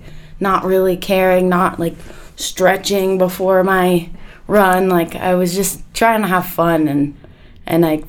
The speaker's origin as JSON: {"language": "English", "town": "Park City", "region": "Utah", "country": "United States", "tie": "born or raised there", "said": "I grew up in Park City"}